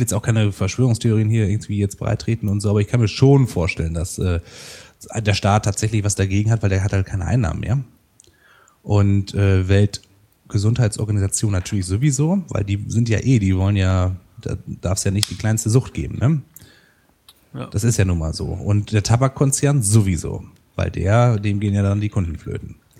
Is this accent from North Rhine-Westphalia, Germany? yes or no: yes; Rheine, North Rhine-Westphalia, Germany; now in Münster, Germany; in meiner Heimatstadt Rheine, die haben hat ungefähr 80.000 Einwohner